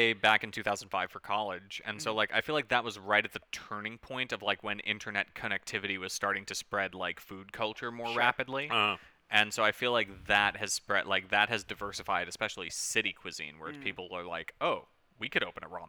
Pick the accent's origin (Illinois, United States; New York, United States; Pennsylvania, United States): New York, United States; New York City; moved away as an adult; now in Los Angeles, United States; I grew up on the Upper West Side of Manhattan